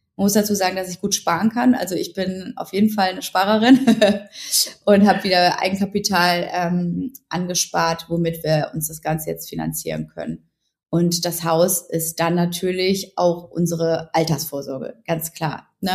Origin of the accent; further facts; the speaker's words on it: Ruhr area, North Rhine-Westphalia, Germany; ich komme aus dem Ruhrgebiet, ich bin relativ bodenständig, ähm, ich komme aus einem ganz tollen Elternhaus und bin mit wahnsinnig viel Liebe aufgewachsen